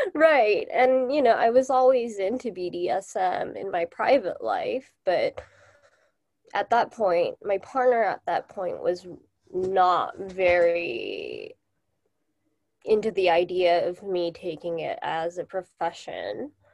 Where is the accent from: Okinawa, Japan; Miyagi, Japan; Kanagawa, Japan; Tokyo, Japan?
Tokyo, Japan; also born or lived in United States; I am originally from Japan, and I still live in Japan